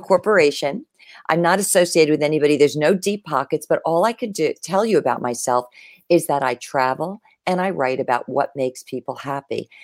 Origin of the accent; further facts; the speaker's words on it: Lyndhurst, New Jersey, United States; I grew up in a small town, um, about ten, fifteen minutes outside of Manhattan. It was Lyndhurst, New Jersey, one square mile.